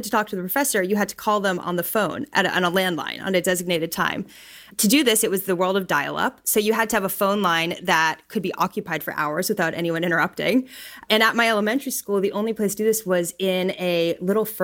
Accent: Pittsburgh, Pennsylvania, United States; now in Bay Area, United States; I'm from Pittsburgh, Pennsylvania, so very different city than the Bay Area.

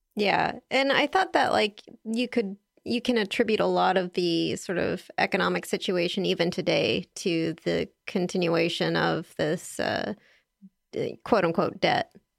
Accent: California, United States; I'm a Californian

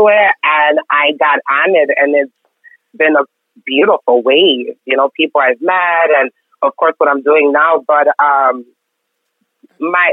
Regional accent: Mexico; now in Houston, United States; I grew up in Mexico, like right on border town.

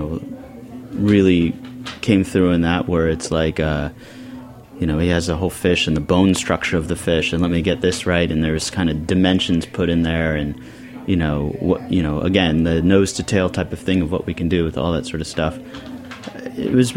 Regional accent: Bonny Doon, California, United States; also born or lived in New York City; now in South Orange, United States; I didn't even grow up in Santa Cruz. I grew up in Bonny Doon, which is just... We don't even have traffic lights. It's just the mountains

